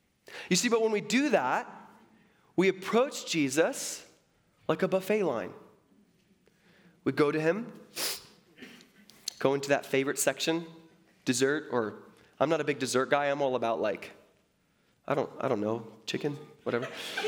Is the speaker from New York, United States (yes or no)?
no; Seattle, Washington, United States; born there; And I was born in Seattle.